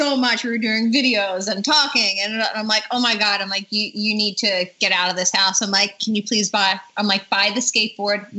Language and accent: English; East Coast, United States; I'm from the East Coast